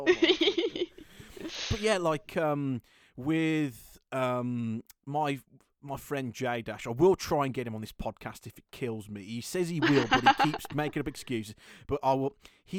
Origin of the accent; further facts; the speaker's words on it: United Kingdom; coming from a Brit